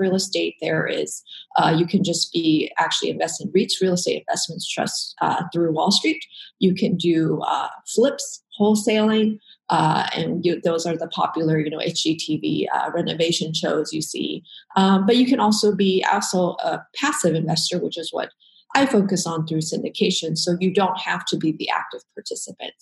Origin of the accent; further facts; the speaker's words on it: Dallas, Texas, United States; moved away as an adult; now in Portland, United States; I'm originally from Dallas-Fort Worth, pretty much spent most of my life in Texas.